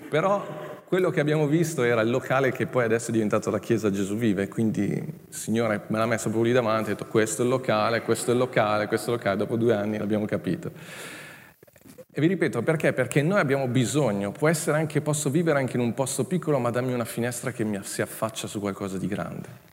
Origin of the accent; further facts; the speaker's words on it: Milan, Lombardy, Italy; moved away as an adult; also born or lived in Legnago; Io sono cresciuto a Milano